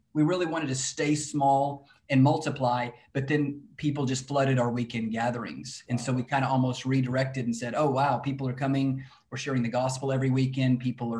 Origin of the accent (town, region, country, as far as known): Lubbock, Texas, United States; born or raised there; also born or lived in Fort Worth